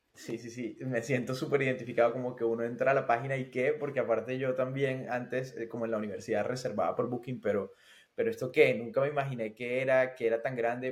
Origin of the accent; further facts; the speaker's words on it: Barranquilla, Atlántico, Colombia; moved away as an adult; also born or lived in Barcelona; now in Finland; soy de Barranquilla, de Colombia, del Caribe colombiano.